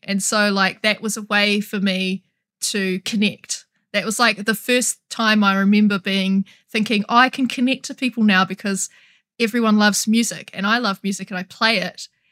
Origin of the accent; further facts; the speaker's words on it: New Zealand; I'm from New Zealand